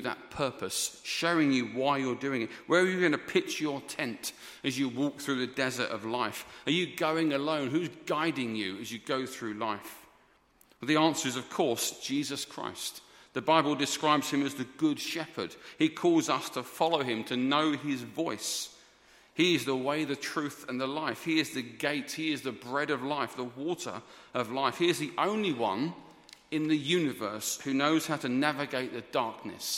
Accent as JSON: {"language": "English", "region": "England", "country": "United Kingdom", "said": "we are English"}